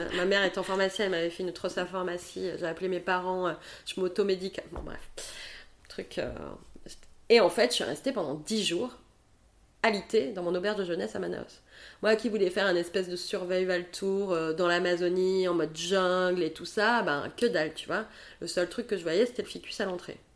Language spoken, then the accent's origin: French; Montpellier, Occitania, France; also born or lived in Paris; now in Bordeaux, France; je suis rentrée à Montpellier donc dans ma ville natale